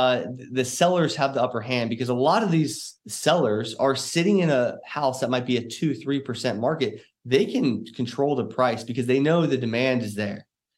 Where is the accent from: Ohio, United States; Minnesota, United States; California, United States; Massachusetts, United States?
Ohio, United States; Cincinnati; now in Dallas, United States; I came from Cincinnati, Ohio. This year we moved to DFW area.